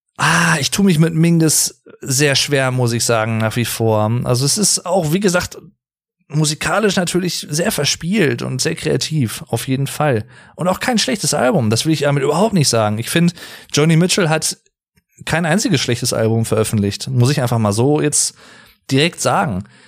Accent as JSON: {"language": "German", "country": "Germany", "also_born_or_lived": "North Rhine-Westphalia", "said": "bei uns in Deutschland"}